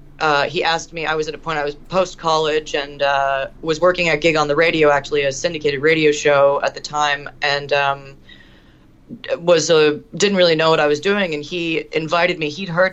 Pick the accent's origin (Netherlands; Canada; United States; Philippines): Canada; I'm half Canadian, and I found one in my hometown in Canada who would work with me